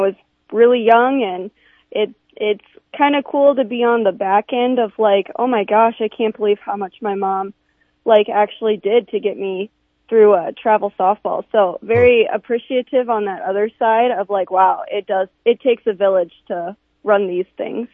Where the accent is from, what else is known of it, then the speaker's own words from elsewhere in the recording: Sioux Falls, South Dakota, United States; I'm I'm from Sioux Falls. I went to Harrisburg.